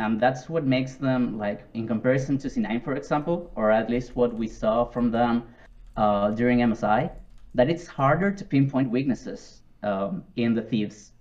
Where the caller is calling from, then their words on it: Viña del Mar, Valparaíso, Chile; English is a second language; I'm calling from Viña del Mar, Chile